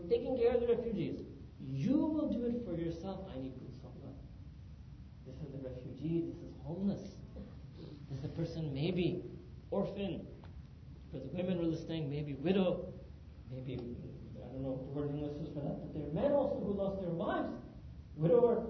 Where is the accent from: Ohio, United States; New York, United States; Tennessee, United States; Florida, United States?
New York, United States; New York City; moved away as an adult; also born or lived in Pakistan; being born and raised in New York City